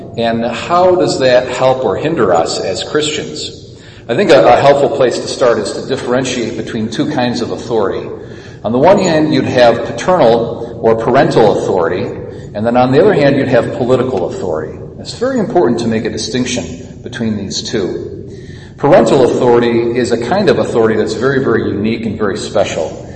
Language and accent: English; United States; So I'm just as American as anybody else, or more so